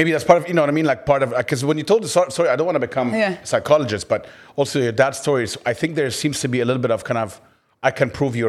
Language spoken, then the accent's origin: English; Egypt; moved away; where I grew up in Egypt.